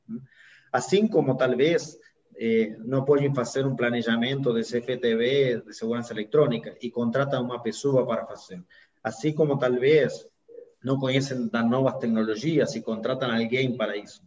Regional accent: Argentina; moved away; also born or lived in United States; Eu sou argentino, advogado

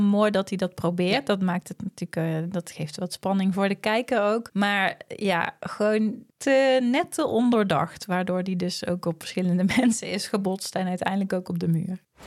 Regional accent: Netherlands; omdat wij uit Nederland komen

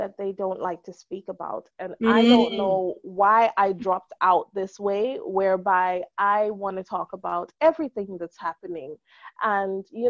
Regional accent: Guyana; now in England; growing up in Guyana

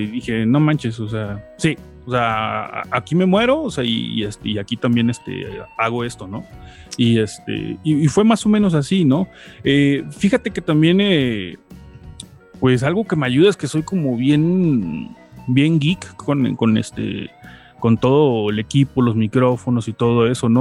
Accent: Veracruz, Mexico; now in Puebla, Mexico; yo llevo en Puebla este, viviendo ya bastantes años, este, aunque no soy de acá, soy de Veracruz

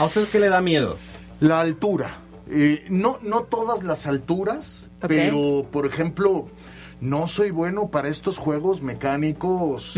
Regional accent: Mexico City, Mexico; moved away as an adult; now in Puebla, Mexico; soy eh, chilango, soy de la Ciudad de ah, México, aunque de padre y madre yucatecos

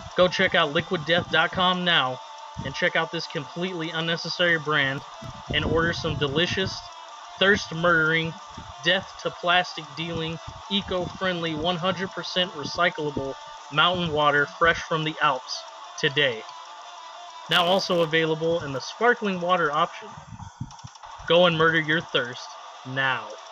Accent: Fresno, California, United States; my hometown AAA team, the Fresno

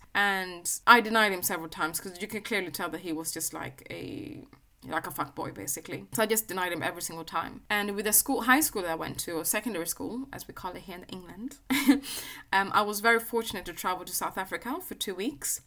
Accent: Sweden; I was growing up in Sweden

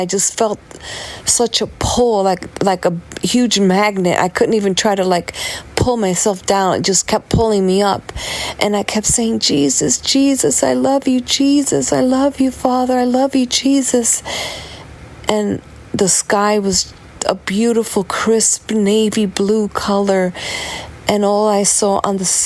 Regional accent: New York City, New York, United States; I'm from New York City

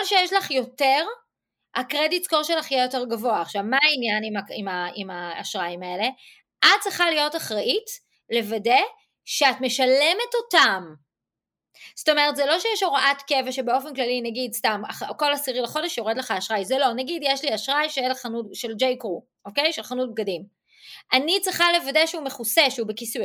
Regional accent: Israel; now in United States; אני ישראלית ואני עובדת בעברית עם ישראליות

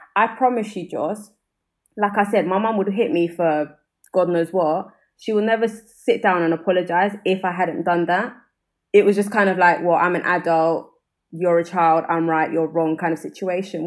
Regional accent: London, United Kingdom; accent: South London; i'm from brixton

